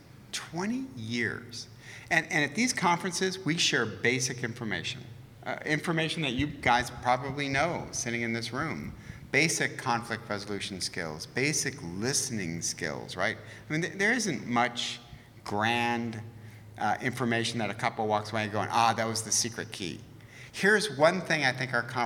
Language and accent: English; Detroit, Michigan, United States; now in Southern California, United States; I'm from Detroit.